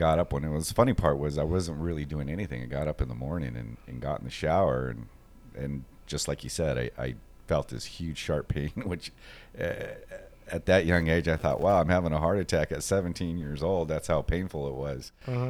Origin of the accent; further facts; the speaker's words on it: Los Angeles, California, United States; I grew up in East L.A., not the deep part of East L.A., but I grew up in Los Angeles, Norwalk, Downey, moved around a lot as a child, single mother.